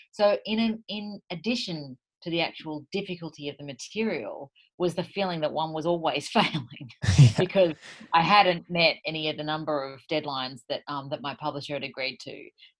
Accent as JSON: {"language": "English", "town": "Sydney", "region": "New South Wales", "country": "Australia", "said": "I'm from Sydney"}